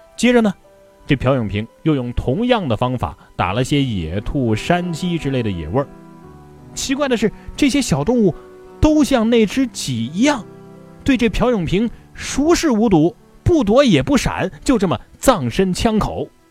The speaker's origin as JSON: {"language": "Chinese", "region": "Hubei", "country": "China", "tie": "born or raised there", "said": "我的家乡湖北，同样是在神农架附近"}